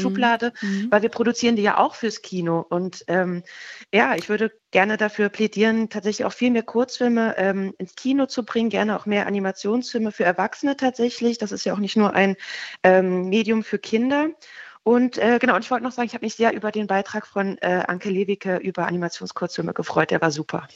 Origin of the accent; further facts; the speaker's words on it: Germany; now in Sondershausen, Germany; ich bin ja nun in der DDR aufgewachsen